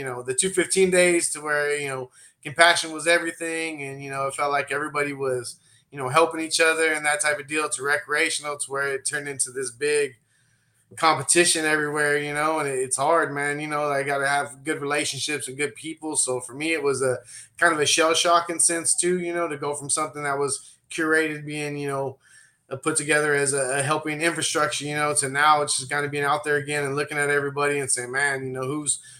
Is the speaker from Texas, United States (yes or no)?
no; Central Valley, California, United States; we're from the Central Valley.